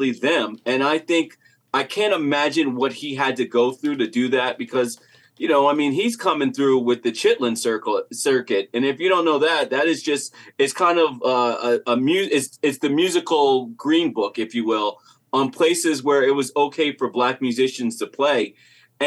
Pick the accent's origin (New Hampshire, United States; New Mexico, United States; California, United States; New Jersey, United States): New Jersey, United States; growing up in Jersey